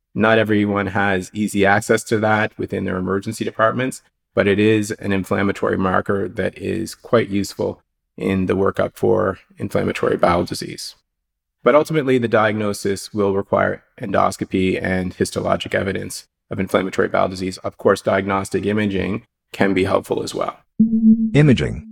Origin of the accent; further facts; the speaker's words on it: Halifax, Nova Scotia, Canada; also born or lived in Calgary / Los Angeles; I'm working out of Dartmouth General Hospital in Halifax, Nova Scotia. It's my hometown, so I'm a blue noser, born and raised in Nova Scotia.